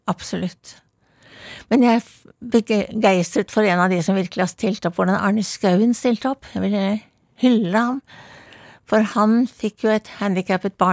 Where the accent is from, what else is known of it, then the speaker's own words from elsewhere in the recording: Oslo, Norway; now in Bærum, Norway; Jeg var, var født i Vestjensgaten, og så vokste jeg opp på Blindern Vestre Aker.